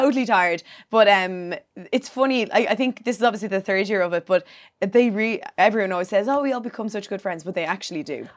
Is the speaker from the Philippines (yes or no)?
no; Bray, Leinster, Ireland; I'm from Bray